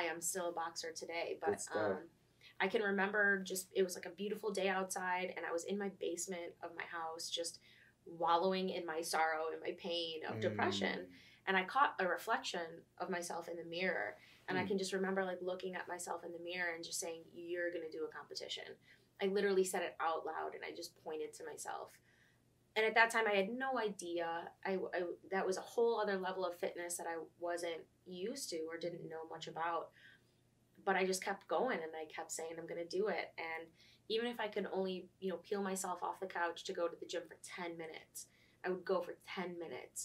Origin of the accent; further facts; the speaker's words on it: Buffalo, New York, United States; moved away; I'm originally from Buffalo, New York